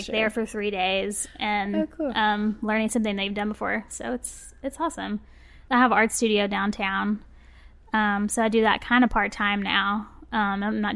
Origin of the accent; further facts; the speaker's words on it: Birmingham, Alabama, United States; also born or lived in Auburn, Alabama; I'm from Birmingham. I've lived here basically my whole life, except for when I went to college at Auburn.